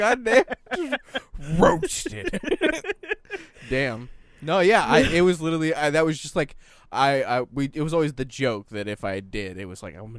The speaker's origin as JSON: {"language": "English", "country": "United States", "said": "I'm American."}